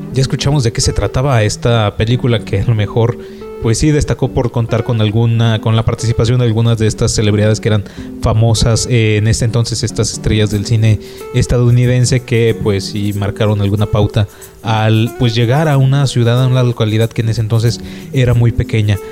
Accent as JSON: {"language": "Spanish", "town": "Acapulco", "region": "Guerrero", "country": "Mexico", "said": "yo soy de Acapulco, de otro estado de Guerrero"}